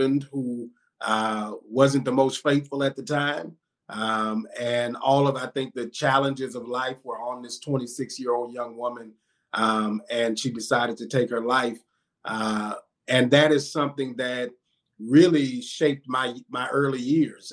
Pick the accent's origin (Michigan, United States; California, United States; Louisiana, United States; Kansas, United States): Louisiana, United States; Baton Rouge; also born or lived in Jacksonville, Florida; I was born here in Baton Rouge, Louisiana, born and raised, and spent all of my life in the South.